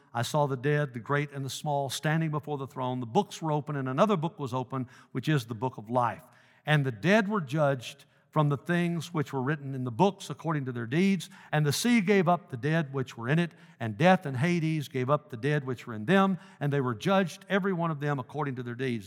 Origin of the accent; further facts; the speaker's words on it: Dyersburg, Tennessee, United States; moved away; my hometown of Dyersburg